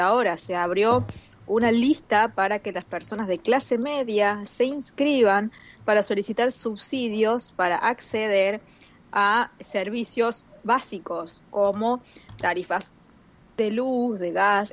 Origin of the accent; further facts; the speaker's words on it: Argentina; como argentina